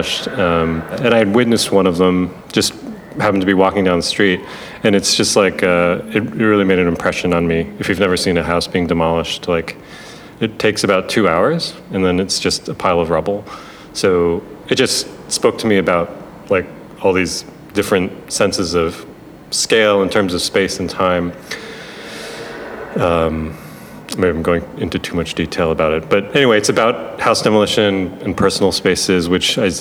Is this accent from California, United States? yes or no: no; Buffalo, New York, United States; I'm from Buffalo